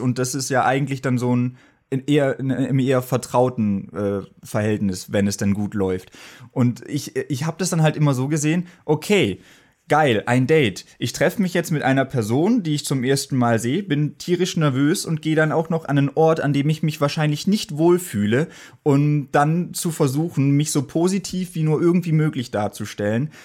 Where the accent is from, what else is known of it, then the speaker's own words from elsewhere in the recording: Germany; moved away as an adult; now in Berlin, Germany; Ich komme auch ursprünglich nicht aus Berlin, sondern vom Bodensee.